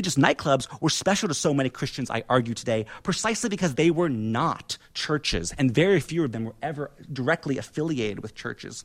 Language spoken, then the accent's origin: English; Indiana, United States; my hometown of Indiana, in Indiana